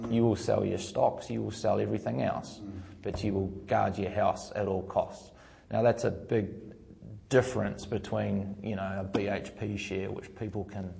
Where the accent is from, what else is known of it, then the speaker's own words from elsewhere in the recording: New Zealand; As a Kiwi, I can understand.